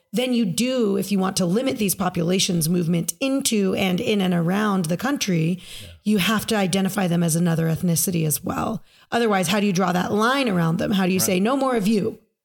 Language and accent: English; United States